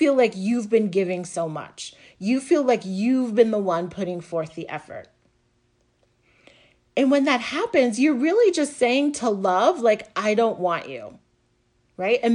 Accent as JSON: {"language": "English", "region": "the South", "country": "United States", "tie": "born or raised there", "moved": "yes", "lives_now": "New Jersey, United States", "said": "I live right now on the Northeast coast, and I grew up in the South"}